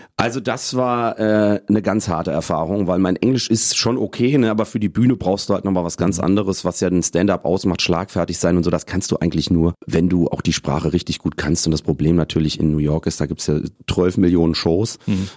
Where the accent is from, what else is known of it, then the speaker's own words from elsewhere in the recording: Rüdesheim am Rhein, Hesse, Germany; accent: Hessian; also born or lived in Cologne; now in Hamburg, Germany; ich bin in Hessen geboren, im wunderschönen Rheingau, Rüdesheim am Rhein